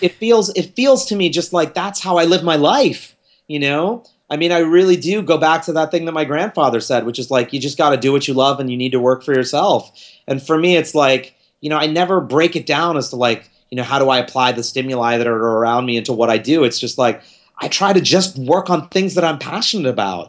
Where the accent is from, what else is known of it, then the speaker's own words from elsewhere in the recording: New York City, New York, United States; I was born here in New York City